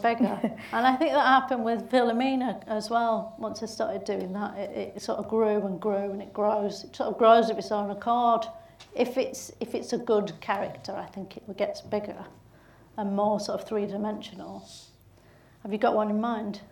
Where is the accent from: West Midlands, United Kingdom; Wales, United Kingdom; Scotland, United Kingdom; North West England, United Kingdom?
North West England, United Kingdom; Bolton; accent: Bolton; my own Bolton accent